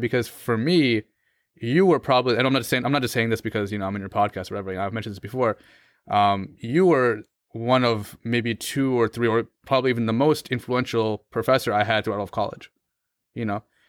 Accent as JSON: {"language": "English", "country": "United States", "tie": "born or raised there", "said": "as a Muslim growing up in America"}